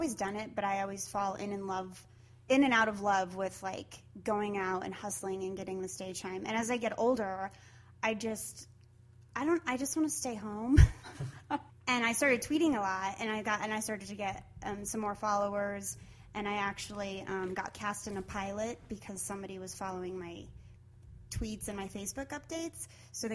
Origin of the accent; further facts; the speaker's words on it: Pueblo, Colorado, United States; moved away as an adult; also born or lived in New York; now in Los Angeles, United States; I grew up in Pueblo, and I moved out of Pueblo, Colorado in 1999 to New York